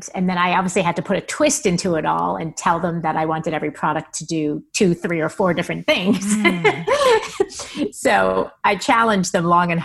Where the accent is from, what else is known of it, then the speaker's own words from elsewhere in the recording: New York, United States; moved away; growing up in New York, in the 80s and 90s